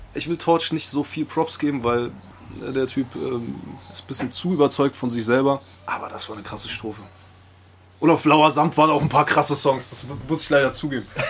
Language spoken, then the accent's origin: German; Spain; now in Germany; Ich bin in Spanien groß geworden